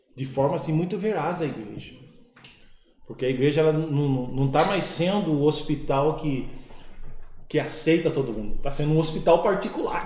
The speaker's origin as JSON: {"language": "Portuguese", "town": "Piracicaba", "region": "São Paulo", "country": "Brazil", "said": "Eu sou de Piracicaba"}